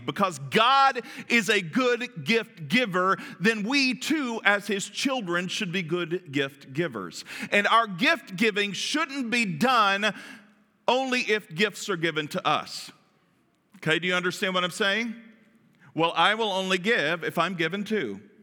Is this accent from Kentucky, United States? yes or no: yes; Kentucky, United States; I'm from Kentucky.